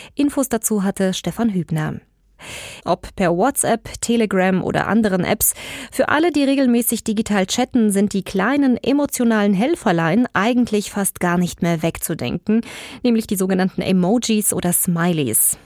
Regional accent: Hesse, Germany; wir Hessen

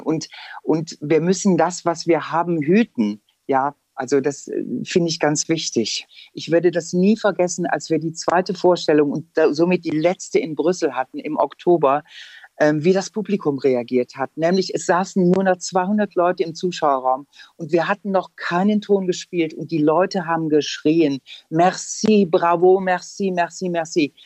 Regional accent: Aachen, North Rhine-Westphalia, Germany; also born or lived in Lyon; now in Frankfurt, Germany; in Aachen, wo ich herkomme

